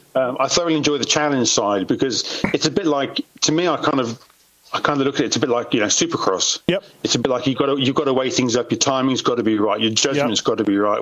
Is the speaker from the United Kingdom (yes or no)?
yes; England, United Kingdom; I've always had a British passport, right. so yeah, always would have been England